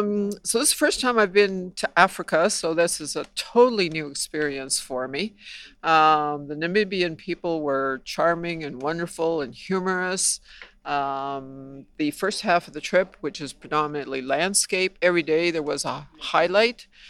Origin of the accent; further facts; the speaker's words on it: Canada; I'm from Canada.